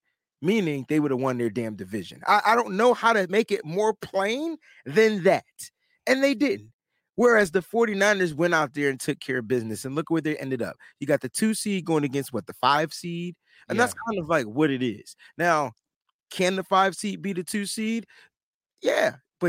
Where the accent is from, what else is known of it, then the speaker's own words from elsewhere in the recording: Connecticut, United States; I'm from Connecticut